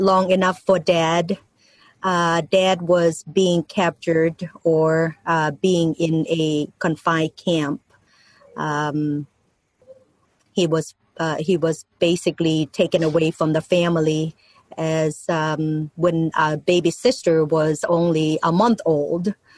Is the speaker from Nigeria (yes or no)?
no; Ban Sombang, Laos; English is a second language; now in United States; I was born in Laos, and um, the name of the little town is called Ban Sombang